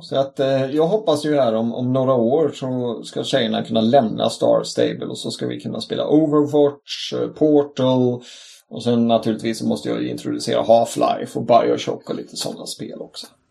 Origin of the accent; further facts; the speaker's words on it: Sweden; also born or lived in Gothenburg; vi svenskar